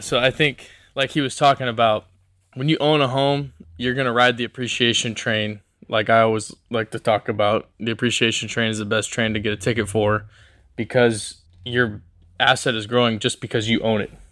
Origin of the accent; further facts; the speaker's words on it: Portland, Oregon, United States; I'm from Portland, Oregon, born and raised